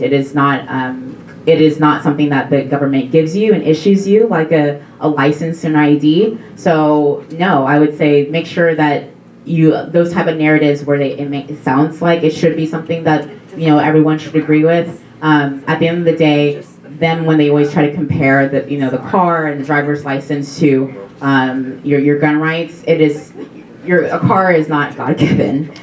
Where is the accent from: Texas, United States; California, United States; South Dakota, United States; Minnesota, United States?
South Dakota, United States; I'm from South Dakota